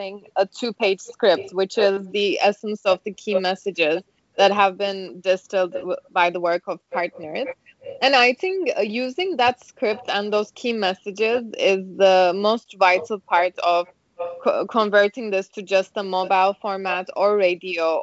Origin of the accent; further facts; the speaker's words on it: Ankara, Turkey; now in New York, United States; I am from Ankara. I am from Turkey